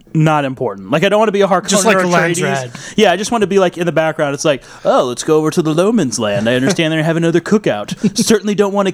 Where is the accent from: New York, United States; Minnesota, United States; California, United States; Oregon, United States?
New York, United States; Brooklyn; I'm from Brooklyn. I don't got time for this shit.